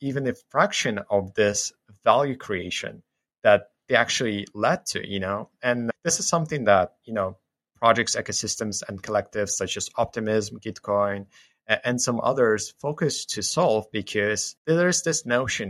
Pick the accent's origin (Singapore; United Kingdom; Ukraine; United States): Ukraine; I grew up in Ukraine, spent most of my life here